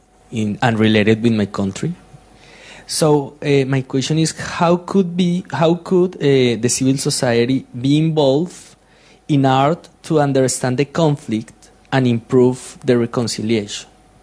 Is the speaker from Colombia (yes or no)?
yes; Colombia; moved away as an adult; now in London, United Kingdom; I'm from Colombia.